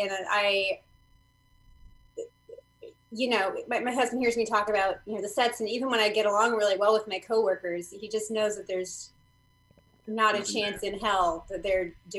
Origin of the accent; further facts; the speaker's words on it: Bay Area, California, United States; No, I was born and raised in the Bay Area.